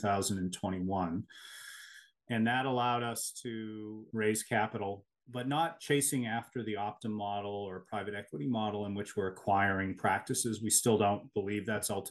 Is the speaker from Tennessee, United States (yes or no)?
no; Connecticut, United States; my home state